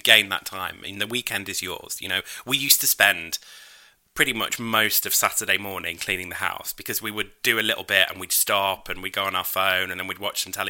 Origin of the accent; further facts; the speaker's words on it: United Kingdom; I'm British.